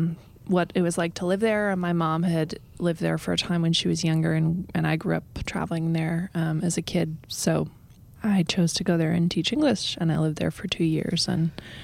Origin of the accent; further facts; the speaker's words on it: United States; accent: Midwest; I am American. Yeah, exactly. Sound like I'm from the Midwest